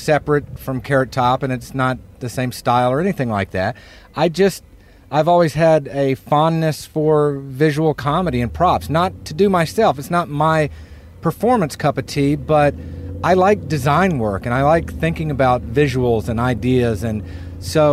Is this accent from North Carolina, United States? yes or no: yes; North Carolina, United States; now in California, United States; I'm originally from California, but I grew up in North Carolina